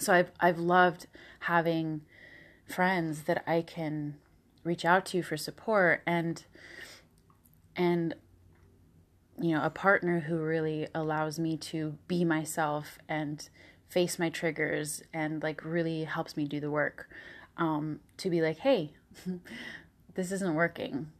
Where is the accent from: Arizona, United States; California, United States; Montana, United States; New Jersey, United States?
California, United States; Southern; moved away as an adult; also born or lived in Tahoe, California; now in New York, United States; in Southern California